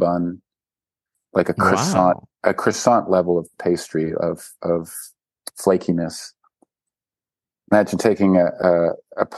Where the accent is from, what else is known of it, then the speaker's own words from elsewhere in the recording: Vancouver, British Columbia, Canada; Vancouver. I'm from Vancouver